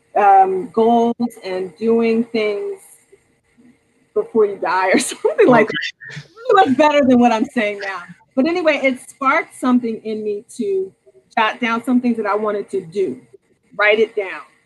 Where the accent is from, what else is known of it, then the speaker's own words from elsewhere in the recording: Norristown, Pennsylvania, United States; I'm from Norristown